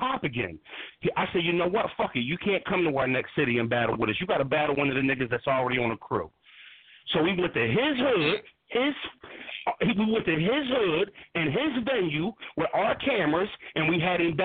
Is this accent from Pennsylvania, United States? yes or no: yes; Philadelphia, Pennsylvania, United States; my hometown, Philly